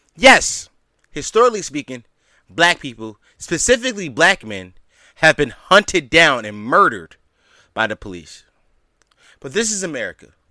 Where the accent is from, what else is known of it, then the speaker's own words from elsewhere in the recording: Philadelphia, Pennsylvania, United States; the city of Philadelphia, my hometown.